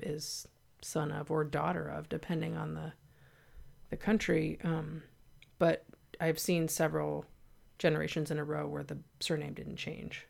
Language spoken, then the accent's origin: English; Santa Cruz, California, United States; I was born in Santa Cruz, an unincorporated Santa Cruz, an area called Live Oak. I was born at home. But I grew up with parents who had been hippies